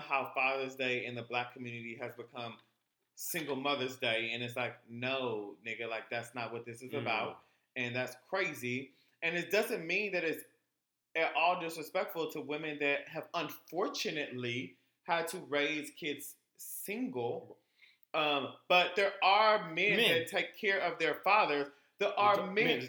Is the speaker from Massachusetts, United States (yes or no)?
no; Texas, United States; I'm from Texas, so we were the last slaves to know